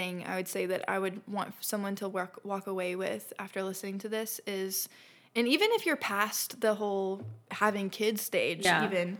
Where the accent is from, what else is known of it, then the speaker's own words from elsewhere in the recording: Florida, United States; also born or lived in Texas; I'm actually from Texas. {S0} Okay. {S1} I was born there, raised for the most part in Florida, which I love both states.